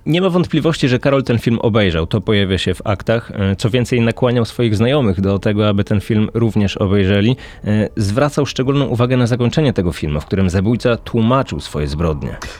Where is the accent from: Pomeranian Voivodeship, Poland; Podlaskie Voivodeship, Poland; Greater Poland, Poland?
Greater Poland, Poland; Poznań; pochodzę z Poznania